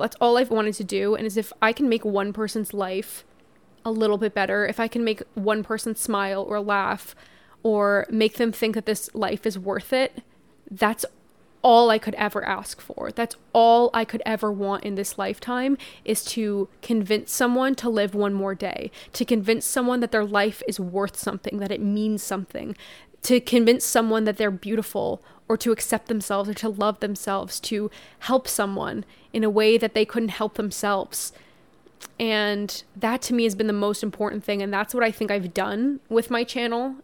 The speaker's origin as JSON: {"language": "English", "country": "Canada", "said": "I'm so Canadian"}